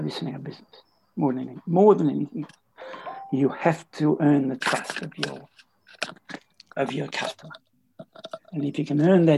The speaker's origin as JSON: {"language": "English", "town": "Bendigo", "region": "Victoria", "country": "Australia", "said": "I'm from Kangaroo Flat, which is part of Bendigo."}